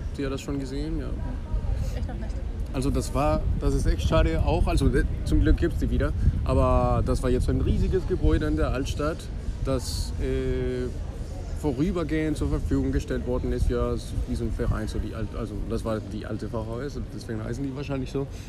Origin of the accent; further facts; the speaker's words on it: Colombia; German is a second language; moved away as an adult; now in Bonn, Germany; ich komme aus Kolumbien. Ich bin in Kolumbien aufgewachsen und ich bin nach Deutschland gekommen, erstmal um Deutsch zu lernen.